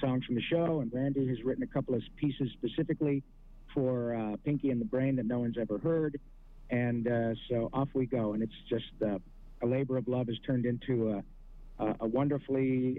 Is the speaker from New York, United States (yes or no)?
no; Michigan, United States; now in Los Angeles, United States; I grew up in Michigan, but I've been out here a long time.